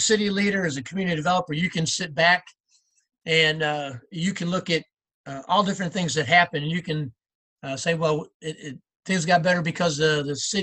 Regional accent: New York, United States; moved away as an adult; now in Cabot, United States; I grew up in New York. I went to a small school up there and lived in a small town

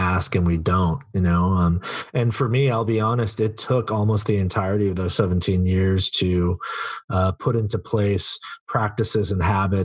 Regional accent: Silicon Valley, California, United States; I grew up in the Silicon Valley where I still live and serve.

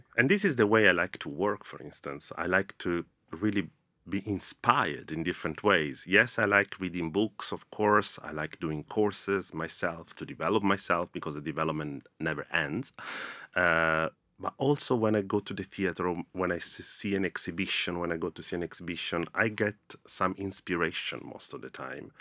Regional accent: Rome, Lazio, Italy; moved away as an adult; now in London, United Kingdom; growing up in Rome was great

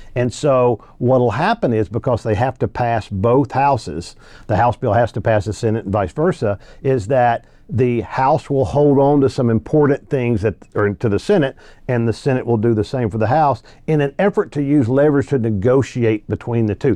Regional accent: Arkansas, United States; also born or lived in Louisiana; now in Texas, United States; I was born in Louisiana, raised in Arkansas

